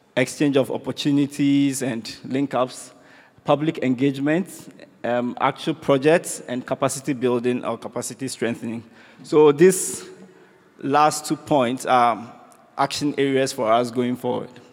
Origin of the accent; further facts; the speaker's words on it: Ghana; I come from Ghana.